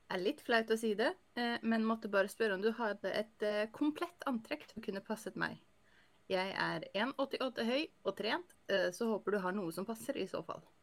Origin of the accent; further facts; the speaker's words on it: Northern Norway, Norway; jeg er nordlending med munndiaré